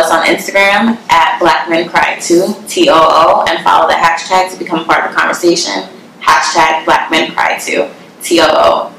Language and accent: English; New York, United States; I'm a New Yorker